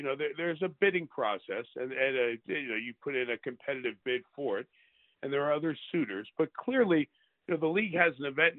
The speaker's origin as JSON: {"language": "English", "region": "New York", "country": "United States", "moved": "as an adult", "lives_now": "Michigan, United States", "said": "I'm from New York, but I've lived here for 25 years."}